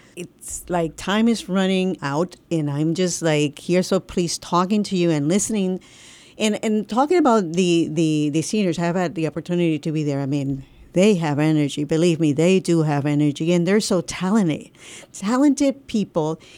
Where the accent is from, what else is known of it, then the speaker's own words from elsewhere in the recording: Puerto Rico; I'm from Puerto Rico